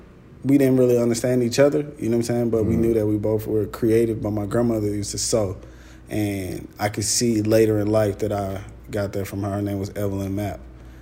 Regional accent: Atlanta, Georgia, United States; Yeah, I'm from Atlanta. I'm from the west side of Atlanta. I grew up across the street from Morehouse.

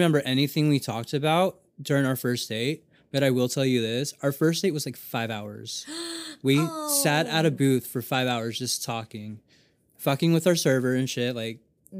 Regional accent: Japan; I grew up in Japan. I don't know.

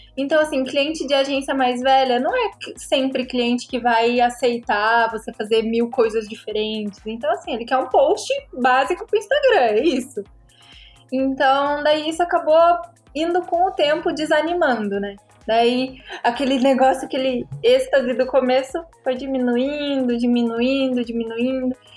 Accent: Paraná, Brazil; Tenho 24 anos, sou do Paraná

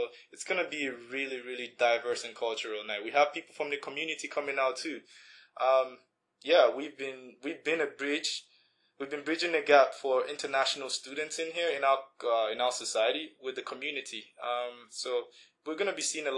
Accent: Nigeria; also born or lived in Winnipeg, Canada; now in Red Deer, Canada; I'm from Nigeria. Originally, I moved to Winnipeg in 2011

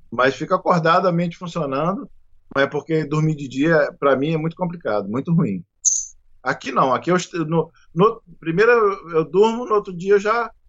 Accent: Nova Friburgo, Rio de Janeiro, Brazil; eu fui criado em Friburgo e tudo, muitos amigos, parentes também

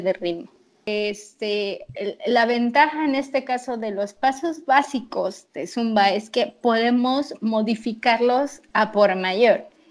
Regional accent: Tampico, Tamaulipas, Mexico; estaré acá en mi, ciudad que se llama Tampico

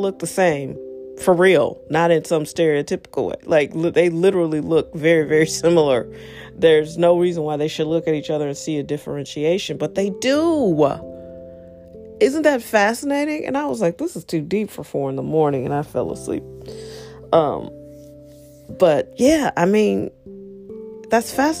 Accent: United States; me being an American

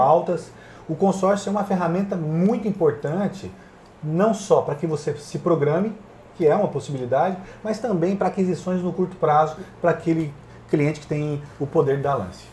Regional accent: Paraná, Brazil; Nasci numa fazenda no Pará. Meu pai tomava conta da área rural do Bradesco

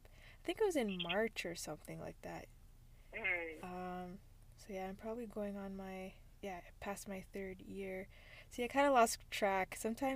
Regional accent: Ontario, Canada; I'm hailing from Ontario, Canada, with roots in Jamaica, West Africa, and India.

